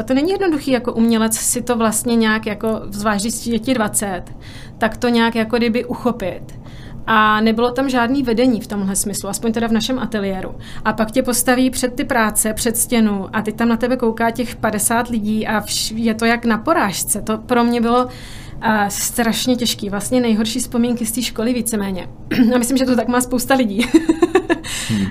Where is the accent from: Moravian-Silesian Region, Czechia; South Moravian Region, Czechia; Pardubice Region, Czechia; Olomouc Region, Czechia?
South Moravian Region, Czechia; Mikulov; moved away as an adult; also born or lived in Brno, Czech Republic; now in New York, United States; v mém rodném městě Mikulově